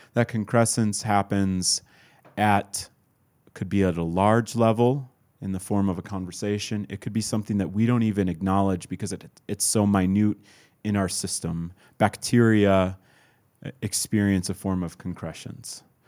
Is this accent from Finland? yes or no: no; Midwest, United States; I was born in the Midwest to, uh, to a white Scandinavian